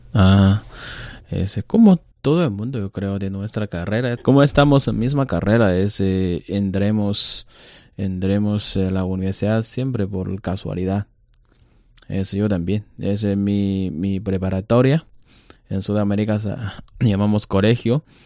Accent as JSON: {"language": "Spanish", "country": "China", "also_born_or_lived": "Mexico / Santiago, Chile", "second_language": "Spanish", "said": "los chinos asiáticos"}